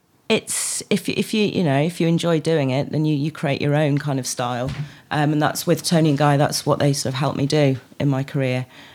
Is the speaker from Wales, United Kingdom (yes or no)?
yes; Wales, United Kingdom; moved away; also born or lived in London / Shrewsbury; Born in London and grew up in Wales, mid-Wales.